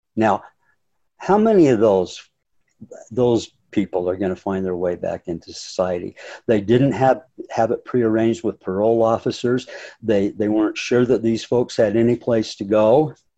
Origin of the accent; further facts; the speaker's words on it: North Ogden, Utah, United States; also born or lived in Hawaii / Brazil / Colorado / California; I was born and raised in North Ogden, uh, spent virtually my entire life here